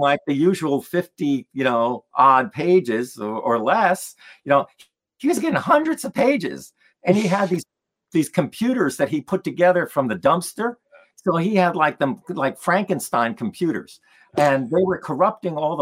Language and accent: English; New Jersey, United States; also born or lived in Poland; now in Vermont, United States; a young kid growing up in New Jersey